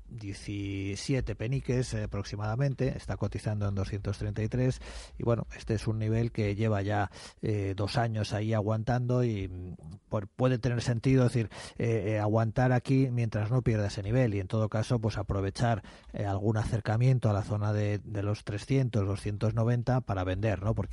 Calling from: Madrid, Community of Madrid, Spain; Buenos días

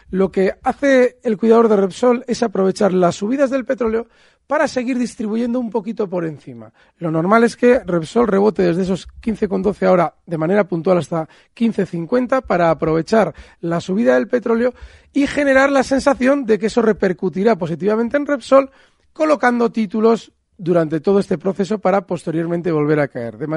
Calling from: Logroño, La Rioja, Spain; Buenos días, soy Jorge de Logroño. Mi pregunta es para Alberto Iturralde.

